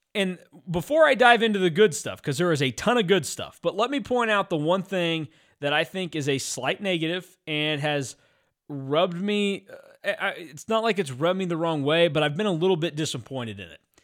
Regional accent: Hutchinson, Kansas, United States; growing up in Hutchinson, Kansas

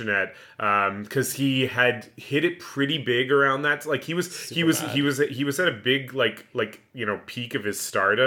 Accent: Canada

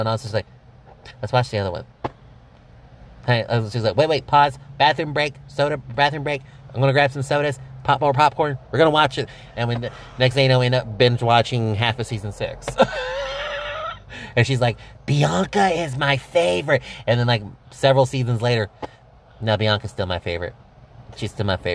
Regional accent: Texas, United States; we're from Texas

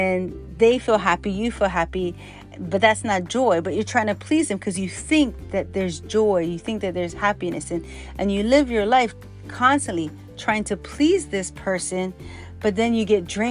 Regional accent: Hawaii, United States; growing up in Hawaii and the Chinatown and different places

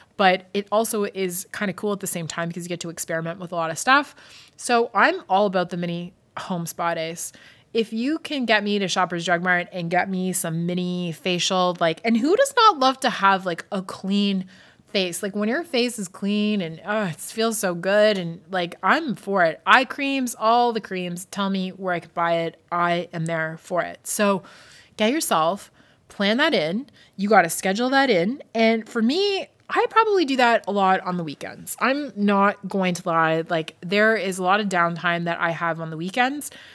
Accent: Scotland, United Kingdom; moved away; I grew up in Scotland

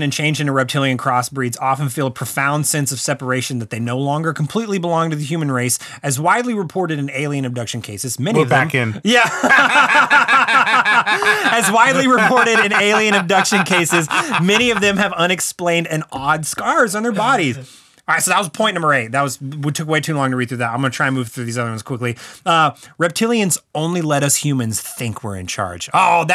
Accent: Texas, United States; I'm from Texas

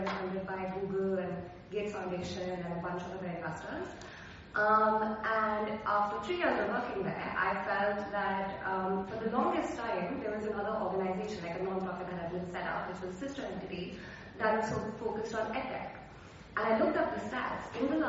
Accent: Delhi, India; And I am someone who's asthmatic, born and raised in Delhi.

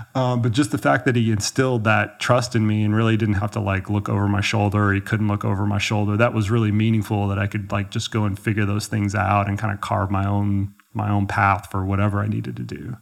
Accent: Dallas, Texas, United States; moved away as an adult; now in Colorado, United States; I grew up in Texas, yeah, I grew up in Dallas.

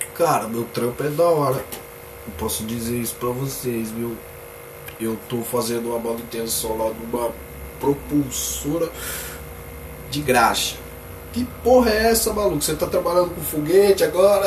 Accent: Limeira, São Paulo, Brazil; sou daqui. Sou daqui, eu sou lá de Limeira, trabalho na Semapa, eu falo, sou de Limeira.

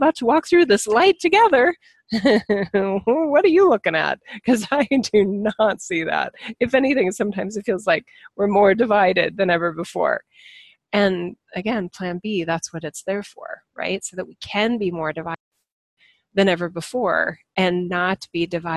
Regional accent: United States; as an American citizen

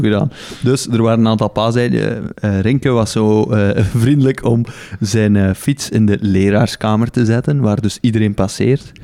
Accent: Belgium; Als Belg

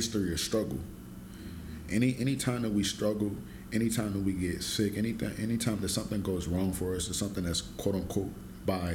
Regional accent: Ohio, United States

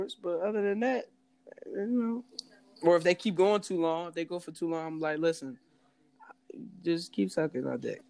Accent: Philadelphia, Pennsylvania, United States; I'm from Philly

